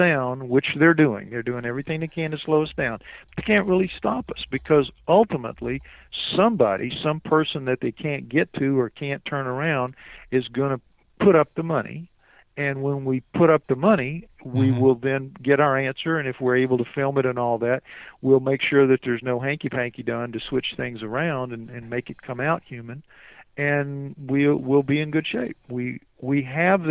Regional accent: New Orleans, Louisiana, United States; I'm from New Orleans

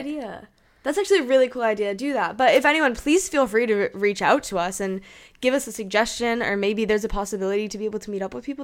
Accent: New Hampshire, United States; moved away; also born or lived in Hong Kong; I am from New Hampshire

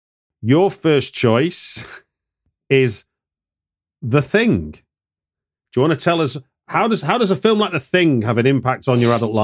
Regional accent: Hackney, London, United Kingdom; I'm going to see it when it hits my hometown of Hackney Picture House.

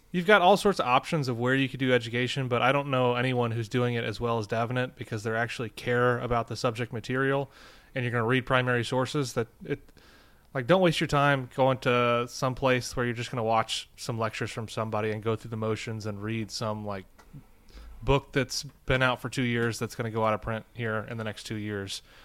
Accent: St. Louis, Missouri, United States; I'm from Saint Louis

